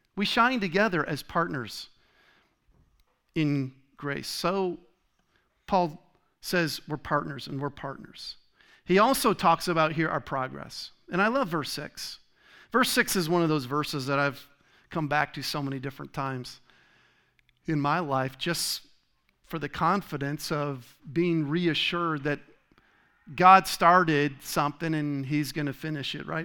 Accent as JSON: {"language": "English", "region": "Rhode Island", "country": "United States", "tie": "born or raised there", "also_born_or_lived": "Michigan / Tennessee / Connecticut", "moved": "as an adult", "lives_now": "Arizona, United States", "said": "I was born in Michigan, grew up in Rhode Island"}